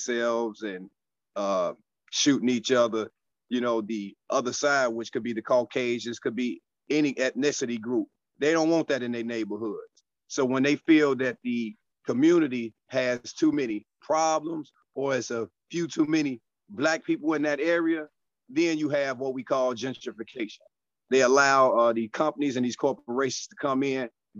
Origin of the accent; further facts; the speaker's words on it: Chicago, Illinois, United States; coming from Chicago. I'm out of the South Suburbs